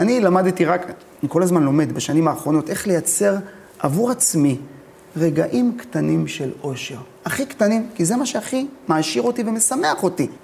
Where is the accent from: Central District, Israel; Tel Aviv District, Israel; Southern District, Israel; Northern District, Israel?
Southern District, Israel; Ashkelon; born or raised there